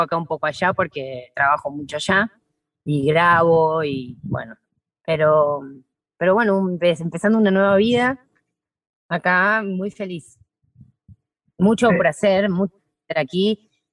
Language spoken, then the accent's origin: Spanish; Buenos Aires, Argentina; moved away as an adult; now in Salta, Argentina; yo nací en la ciudad, soy de Buenos Aires